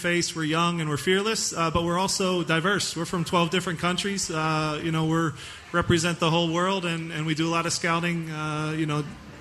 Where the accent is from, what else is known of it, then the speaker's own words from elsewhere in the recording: Philadelphia, Pennsylvania, United States; I grew up in Philadelphia. I live in Queen Village now and went to Villanova, so I'm from here